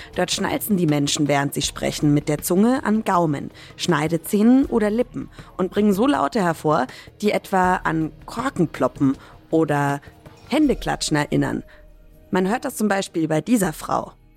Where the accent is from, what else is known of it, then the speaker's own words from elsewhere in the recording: Franconia, Bavaria, Germany; Ich komme ja ursprünglich aus Franken, also aus dem Norden von Bayern.